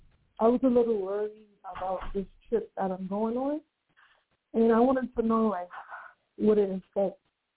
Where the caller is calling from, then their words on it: New York, United States; I'm calling from New York.